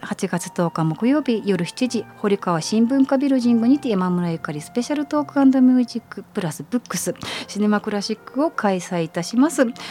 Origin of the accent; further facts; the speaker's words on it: Kyoto, Japan; moved away; also born or lived in Belgium / Denmark; 地元京都